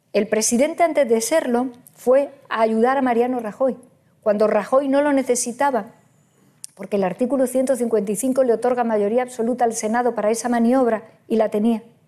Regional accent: Andalusia, Spain; Yo soy andaluza

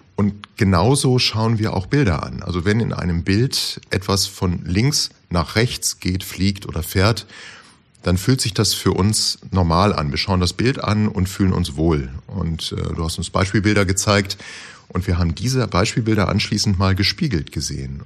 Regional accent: Osterburken, Baden-Württemberg, Germany; aus Osterburken

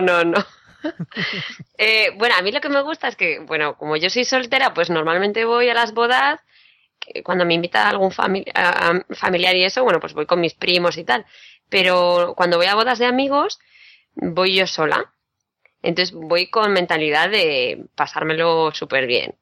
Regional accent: Madrid, Community of Madrid, Spain; yo de Madrid

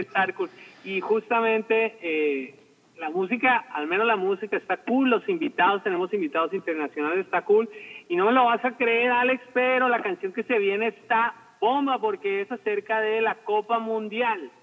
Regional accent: Colombia; moved away; yo nací en Colombia, donde obviamente se habla español, pero mi padre empezó a enseñarme el idioma inglés

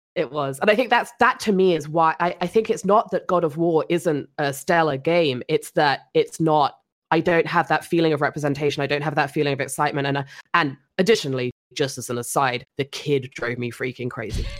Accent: England, United Kingdom; being English

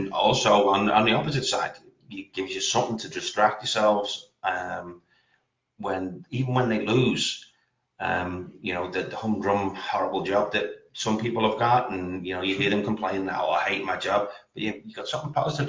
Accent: Liverpool, North West England, United Kingdom; accent: Scouse; moved away as an adult; now in United States; Well, I grew up, I was born in Liverpool Lake, which is Toxteth, which is the kind of, the rough area of town.

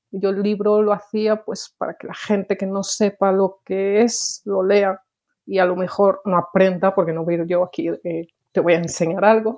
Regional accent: Lugo, Galicia, Spain; moved away as an adult; also born or lived in Valladolid / Mallorca; now in Sweden; vengo de Lugo, bueno, de Valladolid, pero me crié en Lugo

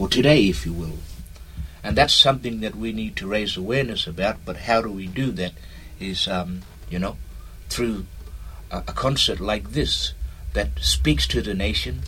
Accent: Roebourne, Western Australia, Australia; I'm a songman from Roebourne

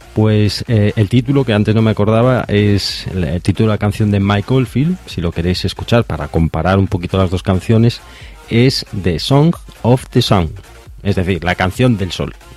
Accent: Galicia, Spain; de Coruña, de aquí de donde soy yo, de Galicia

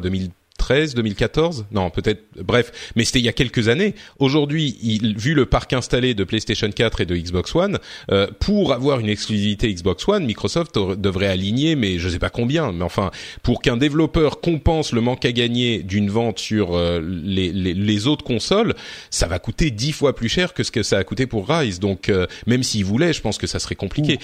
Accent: France; on est français

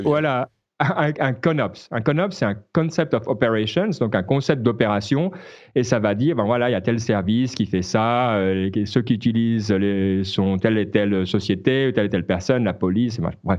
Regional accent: Switzerland; en tant que Suisse

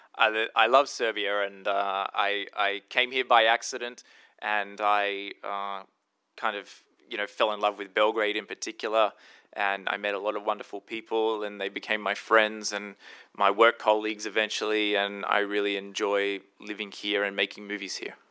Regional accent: Australia; being Australian

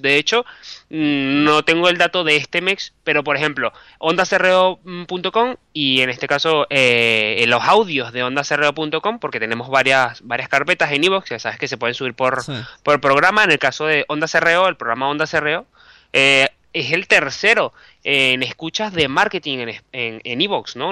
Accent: Venezuela; moved away as an adult; also born or lived in Bilbao, Spain / Caracas, Venezuela; now in Madrid, Spain; yo soy periodista, soy venezolano

